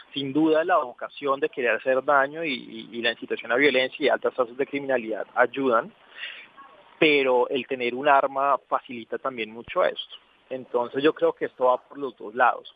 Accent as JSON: {"language": "Spanish", "country": "Colombia", "said": "nosotros como colombianos"}